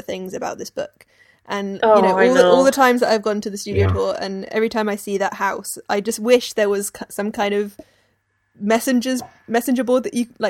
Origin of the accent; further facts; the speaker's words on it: English countryside, England, United Kingdom; growing up in the English countryside